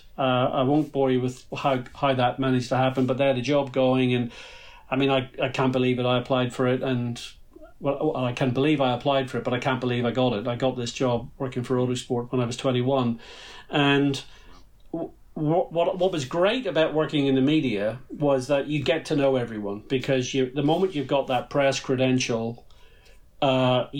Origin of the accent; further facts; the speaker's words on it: Ireland; It's difficult to grow up in Ireland